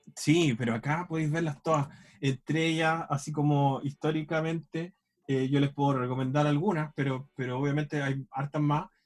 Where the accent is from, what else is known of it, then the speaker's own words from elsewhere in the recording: Chile; mi visión del mundo parte desde aquí, desde mi casa